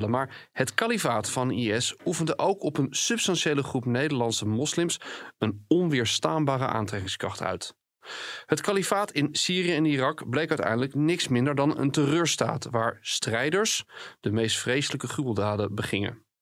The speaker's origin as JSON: {"language": "Dutch", "country": "Netherlands", "tie": "born or raised there", "said": "Ik ben opgegroeid in Nederland, getogen in Nederland."}